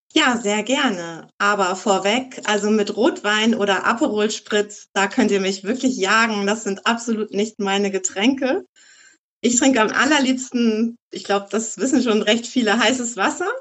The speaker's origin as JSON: {"language": "German", "town": "Eckernförde", "region": "Schleswig-Holstein", "country": "Germany", "tie": "born or raised there", "also_born_or_lived": "Hamburg / Costa Rica / Czech Republic", "moved": "as an adult", "said": "ich komme aus Eckernförde, obwohl ich hier nicht geboren bin. Ich bin so seit meinem dritten, vierten Lebenstag dann in Eckernförde auch angekommen."}